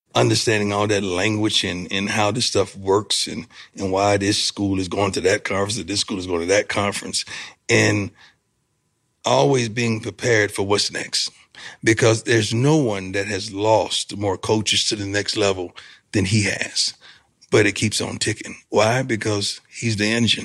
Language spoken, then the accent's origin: English; Florida, United States; I'm from Florida